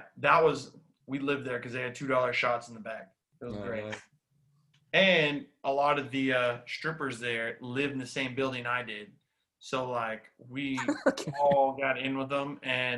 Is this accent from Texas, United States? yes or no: yes; Texas, United States; moved away as an adult; I grew up like in Texas where you didn't travel because everything you need is in Texas.